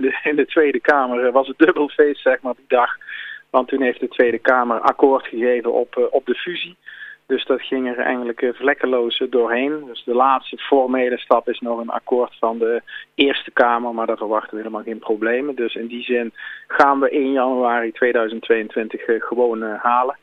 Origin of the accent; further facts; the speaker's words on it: Eindhoven, North Brabant, Netherlands; geboren en getogen in Eindhoven